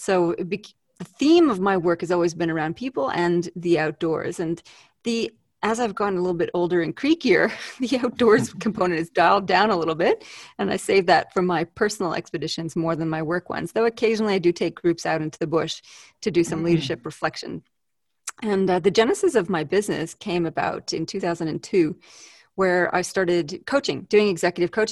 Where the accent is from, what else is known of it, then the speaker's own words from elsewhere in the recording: Canada; now in Canberra, Australia; I'm a Canadian living in Australia, so I have a funny accent